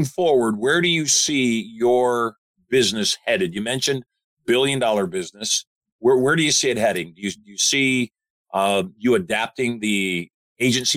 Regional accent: Michigan, United States; I grew up in Michigan

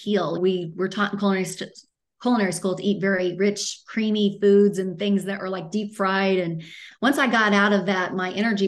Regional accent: Midwest, United States; now in Arizona, United States; I'm from the Midwest, even though I live in Arizona. So everything was meat and potatoes growing up.

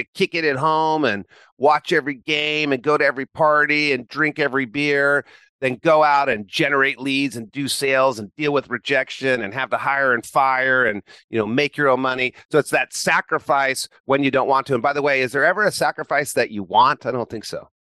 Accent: Chico, California, United States; high school in Chico, California, born and raised in Chico, went to Chico State

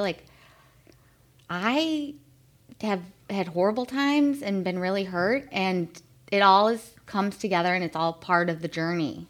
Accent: Chicago, Illinois, United States; a little Irish Catholic girl growing up in Chicago

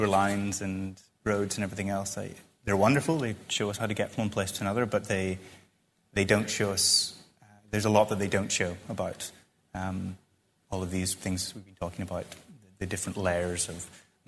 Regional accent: Northern Ireland, United Kingdom; I feel very attached to that very specific spot where I grew up in Ireland

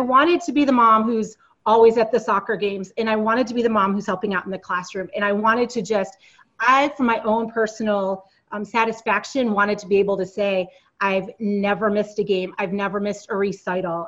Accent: East Coast, United States; moved away as an adult; also born or lived in Silicon Valley; we moved back to the East Coast since we're both originally from the East Coast.

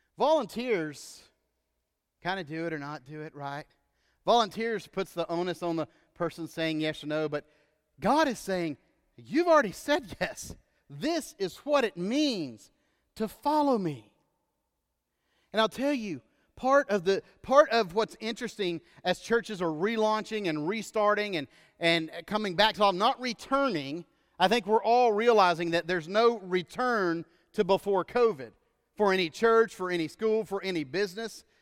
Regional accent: United States; us as American Christians in the church

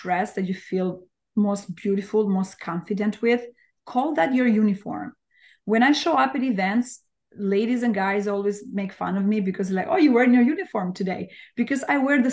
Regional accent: Albania; English is a second language; moved away as an adult; now in New York, United States; I'm from Albania. Like, I was born and raised in Albania. I moved to New York over 20 years ago.

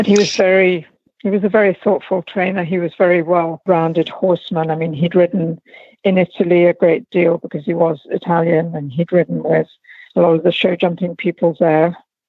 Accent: United Kingdom; also born or lived in Portugal; now in Virginia, United States; No, I'm British.

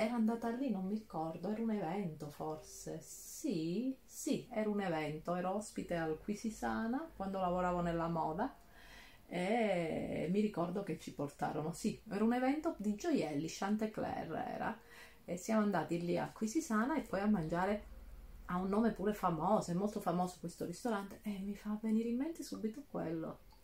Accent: Calabria, Italy; moved away; io mi sposto dall'altro lato della Calabria per andare nella parte dello Ionio Reggino

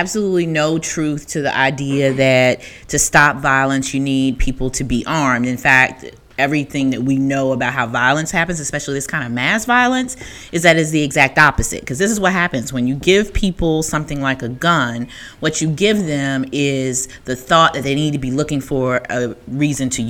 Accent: the South, United States; moved away; I'm from the South and my people are country.

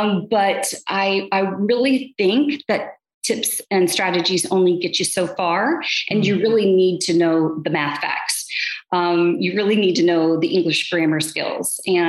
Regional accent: Atlanta, Georgia, United States; also born or lived in Dayton, Ohio; I was born in Atlanta, Georgia, and I kind of went back and forth from Ohio to Atlanta, because my father worked for NCR.

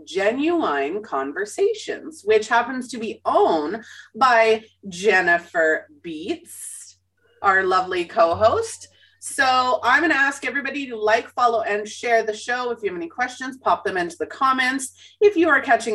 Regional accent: Winnipeg, Manitoba, Canada; Growing up in Winnipeg, you're taught, you know, to be friendly to everybody

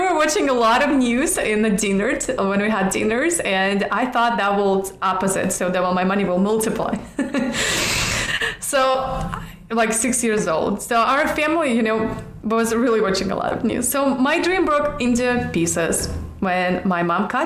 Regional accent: Siberia, Russia; now in Los Angeles, United States; I was born in Russia, in Siberia, even though I don't like cold. That's why I live in Los Angeles.

